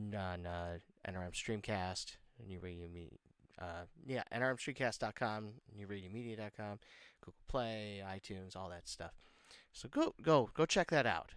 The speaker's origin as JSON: {"language": "English", "town": "Detroit", "region": "Michigan", "country": "United States", "tie": "born or raised there", "said": "I was born in Detroit, and uh, I've li- you know lived in Detroit. I, I live just outside of Detroit now"}